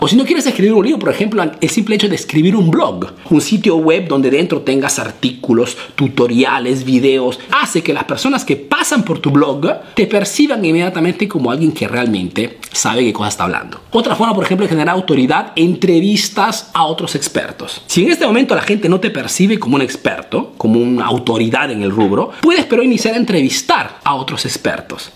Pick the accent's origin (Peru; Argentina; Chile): Peru; now in Italy; soy un emprendedor peruano que vive, que radica, que hace negocios aquí en Italia